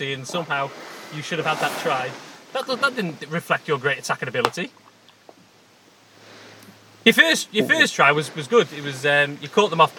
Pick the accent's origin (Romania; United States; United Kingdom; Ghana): United Kingdom; Wales; I'm a Welshman.